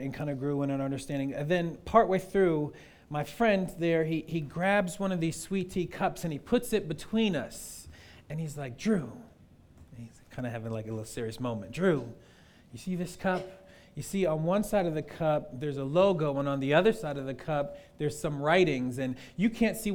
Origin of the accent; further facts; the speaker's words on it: the North, United States; I'm from the North